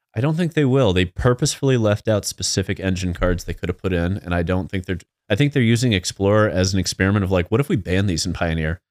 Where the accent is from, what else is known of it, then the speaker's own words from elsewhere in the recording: Midwest, United States; we're from the Midwest